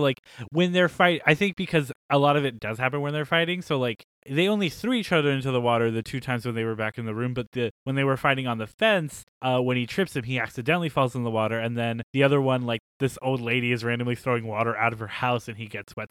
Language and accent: English; United States; our country